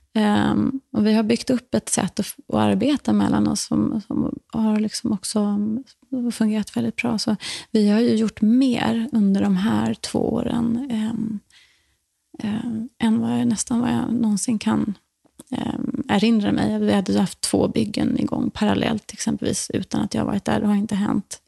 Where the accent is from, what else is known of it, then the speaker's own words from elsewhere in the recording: Borresta, Skåne, Sweden; moved away; also born or lived in New York, United States / Dominican Republic / Stockholm, Sweden; gården där jag växte upp, som heter Borresta, ligger norr om Österlen